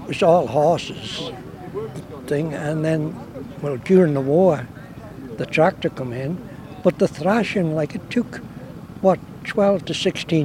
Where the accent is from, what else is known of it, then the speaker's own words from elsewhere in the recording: Isle of Man; where I was born in Knockfroy, like, at the farm